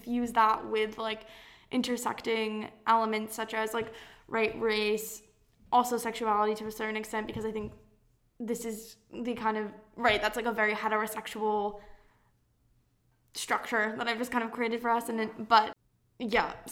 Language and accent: English; San Diego, California, United States; moved away as an adult; now in Maine, United States; I grew up in California, and my high school was really, it's in a town, or not town, it's in a, this is my little East Coast, I've been here for too long. It's in a part of San Diego called La Jolla